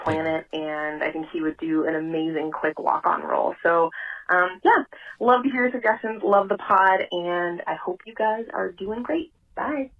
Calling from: Toronto, Ontario, Canada; I'm calling from Toronto, Ontario, in Canada.

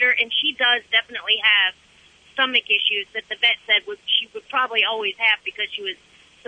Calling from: Georgia, United States; I'm in Georgia, heading south.

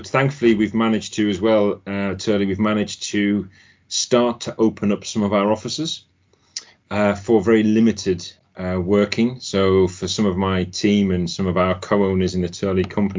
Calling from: Ashby-de-la-Zouch, East Midlands, United Kingdom; My home. My home in Ashby de la Zouche.

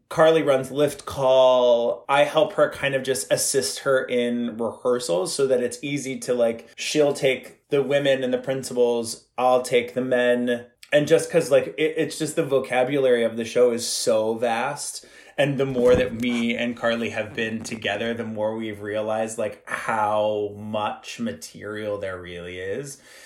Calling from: Bushkill, Pennsylvania, United States; I am calling from Bushkill, Pennsylvania, in my lovely home that I moved out to during the pandemic.

